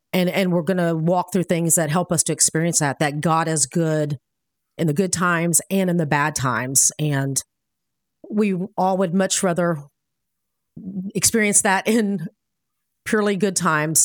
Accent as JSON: {"language": "English", "town": "Miami", "region": "Florida", "country": "United States", "tie": "born or raised there", "said": "I was born in Miami"}